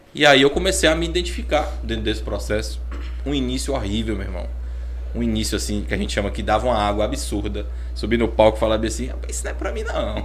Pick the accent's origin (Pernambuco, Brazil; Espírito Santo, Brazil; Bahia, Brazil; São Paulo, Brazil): Bahia, Brazil; Vitória da Conquista; moved away; Venho de Vitória da Conquista, eu sou ator